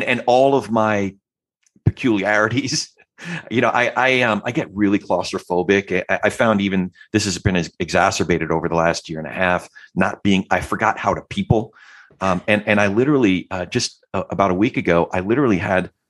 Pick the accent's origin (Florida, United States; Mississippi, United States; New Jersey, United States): New Jersey, United States; Freehold; also born or lived in New York / Brooklyn (family); Freehold, New Jersey and the surrounding area. That's my hometown.